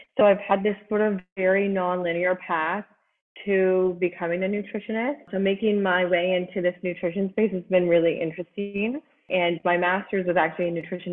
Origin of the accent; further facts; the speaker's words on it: Canada; also born or lived in England; now in Newfoundland, Canada; I'm Canadian